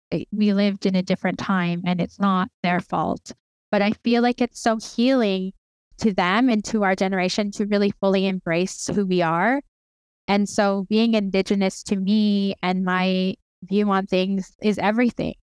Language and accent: English; Lethbridge, Alberta, Canada; also born or lived in Cardston, Alberta / Blood Reserve, Alberta; now in Siksika Nation, Canada; I was born in a town called Cardston, and, um, I was raised in the city of Lethbridge